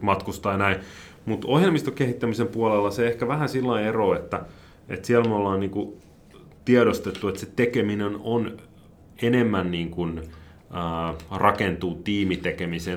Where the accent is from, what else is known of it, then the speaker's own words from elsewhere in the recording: Helsinki, Uusimaa, Finland; moved away as an adult; now in Rusko, Finland; mä oon Helsingistä kotosi, siellä asunut